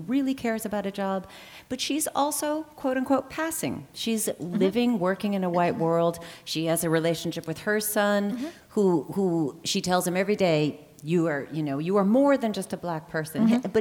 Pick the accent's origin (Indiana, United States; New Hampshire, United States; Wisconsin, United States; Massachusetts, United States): New Hampshire, United States; also born or lived in the South; I grew up in New Hampshire, but I had parents who were liberal